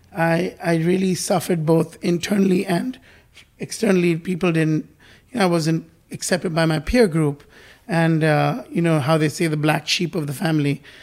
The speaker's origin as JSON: {"language": "English", "country": "India", "tie": "born or raised there", "moved": "yes", "said": "I was born in India and I grew up there uh, for a bit of my life."}